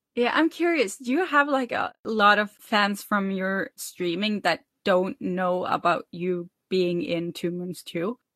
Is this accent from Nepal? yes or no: no; Norway; I'm from Norway